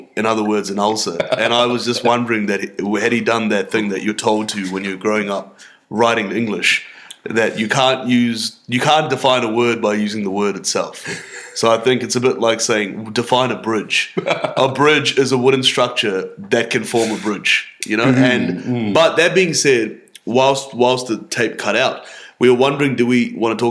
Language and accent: English; India; accent: Indian; as the gin hits you and as my Indian accent arises out of my suppression of it, we're just going to lose sight of how to say Helicobacter.